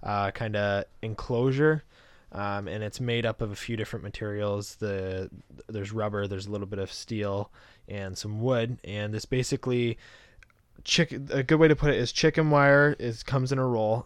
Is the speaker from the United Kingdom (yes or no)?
no; Canada; I'm Canadian